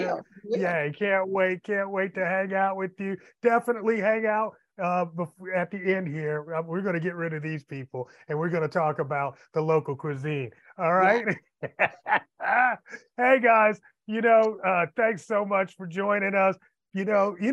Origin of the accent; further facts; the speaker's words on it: the North, United States; moved away; Up north, where I was from